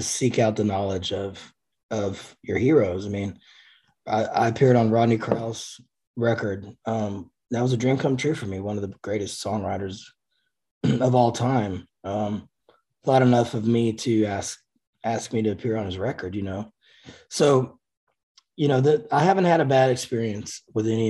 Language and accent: English; Cleveland, Texas, United States; at the local music shop in my hometown of Cleveland, oh, wow, Texas.